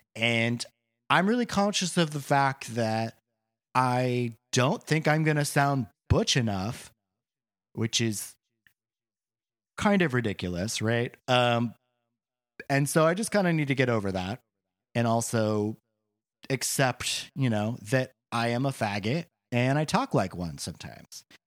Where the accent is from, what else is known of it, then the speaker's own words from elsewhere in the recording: Boring, Oregon, United States; also born or lived in Portland, Oregon; I grew up on a farm outside of Portland in the town of Boring, Oregon, which is a real place